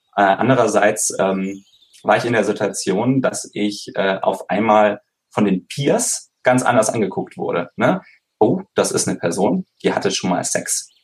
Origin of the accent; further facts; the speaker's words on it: Konstanz, Baden-Württemberg, Germany; ich komme ursprünglich aus Konstanz am Bodensee